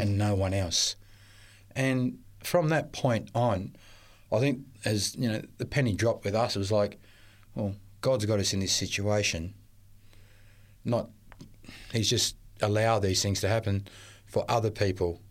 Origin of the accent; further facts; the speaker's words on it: Melbourne, Victoria, Australia; I was born in Melbourne to, um, uh, Maltese parents.